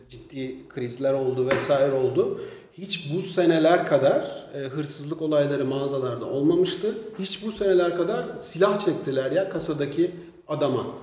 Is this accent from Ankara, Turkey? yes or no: no; Istanbul, Turkey; born there; İstanbul'da doğdum.